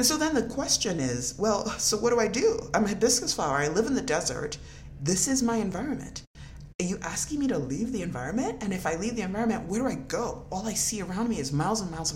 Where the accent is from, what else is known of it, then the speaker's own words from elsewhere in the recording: Nigeria; moved away; I was born in Nigeria and I grew up in a country of black people.